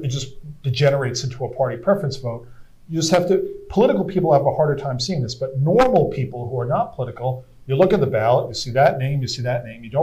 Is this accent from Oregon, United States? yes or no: no; New York, United States; now in California, United States; I'm originally from New York. I live in California